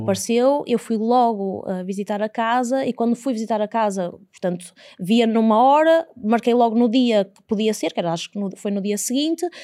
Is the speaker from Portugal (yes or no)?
yes; Porto, Norte, Portugal; also born or lived in Fundão; Sou do Porto, mas vivi no fundão durante cinco anos